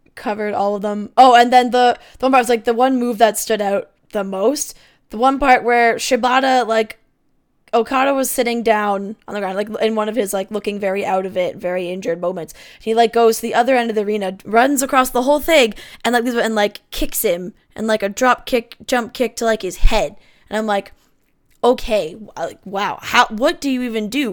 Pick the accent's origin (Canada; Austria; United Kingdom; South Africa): Canada; I'm a Canadian